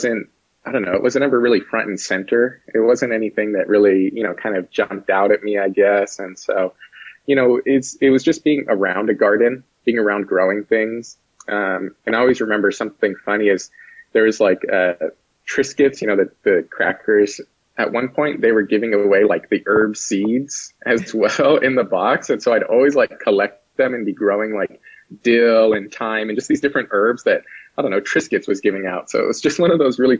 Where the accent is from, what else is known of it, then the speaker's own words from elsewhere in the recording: Santa Maria, California, United States; I was born and raised down in Santa Maria, where I still live actually to this day.